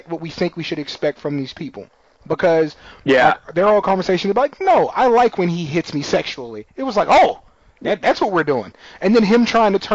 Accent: San Antonio, Texas, United States; also born or lived in Austin, Texas; I grew up in San Antonio

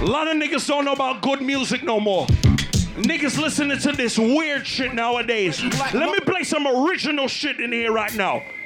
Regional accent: New York City, New York, United States; I come from Queens, New York

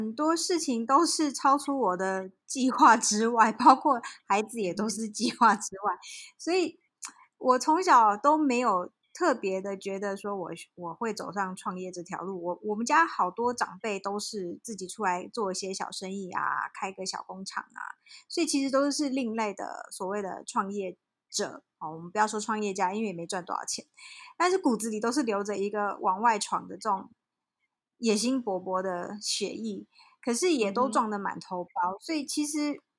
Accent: South Africa; also born or lived in Taiwan; 呃，其实我在台湾就是在台湾出生嘛，然后念到小学毕业以后，就被我爸妈拎到遥远的黑暗的非洲大陆去了，所以我们全家就移民到南非。那我在那边等于是。成长啦，

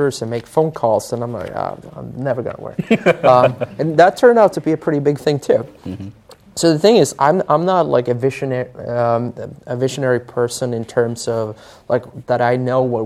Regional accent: Sweden; I grew up in Sweden

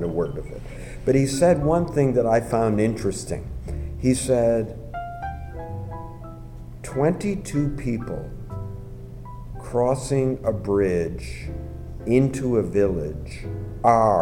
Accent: United States; I'm an American. You can tell from my dumbness, my accent

